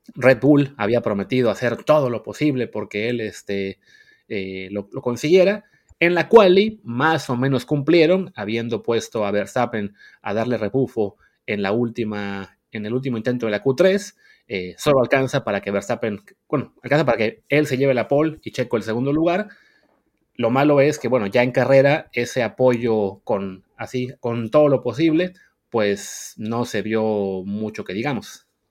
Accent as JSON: {"language": "Spanish", "country": "Mexico", "said": "somos mexicanos"}